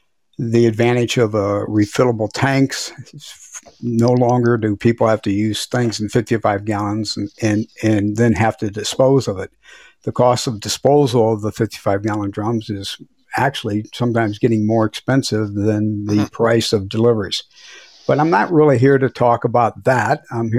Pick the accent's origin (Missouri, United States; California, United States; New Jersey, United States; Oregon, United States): Missouri, United States; It was Manchester Road in DePere, Missouri. I do. I grew up on Kent Stern, right next to OKVAC